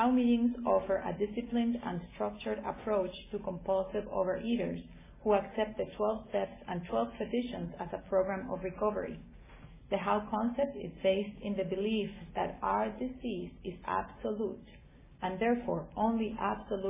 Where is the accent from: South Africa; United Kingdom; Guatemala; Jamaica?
Guatemala; moved away; I'm from originally from Guatemala